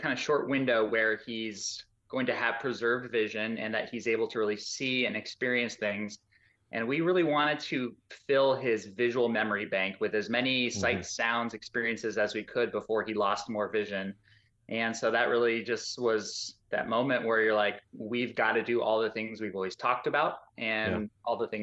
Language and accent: English; Arizona, United States; We're from Arizona, so we're desert Southwest people